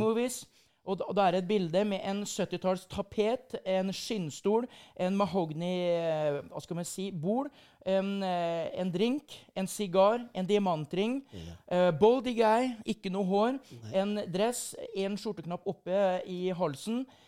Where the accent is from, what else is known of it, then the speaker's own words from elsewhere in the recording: Sarpsborg, Østfold, Norway; moved away as an adult; now in Bergen, Norway; jeg er jo stolt av eh, den hjemplassen min, Sarpsborg